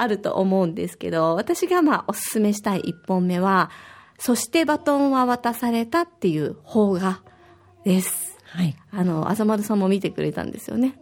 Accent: Osaka, Japan; now in Okinawa, Japan; 私は大阪出身

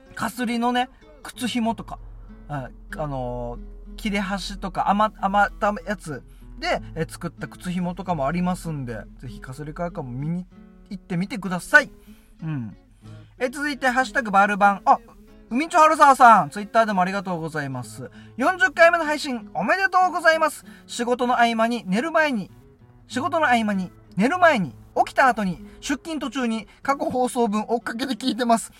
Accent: Yonaha, Okinawa, Japan; 自分の地元のね与那覇

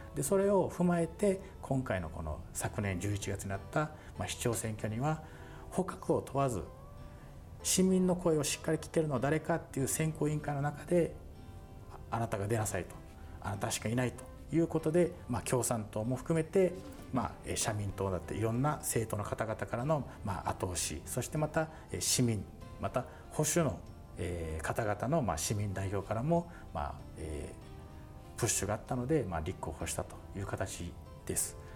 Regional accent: Tomigusuku, Okinawa, Japan; そこで生まれ育ち

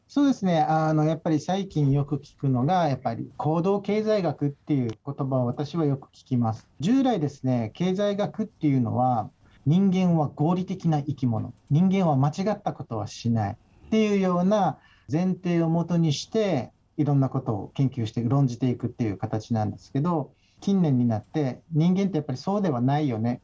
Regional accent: Okinawa, Japan; 出身は沖縄県

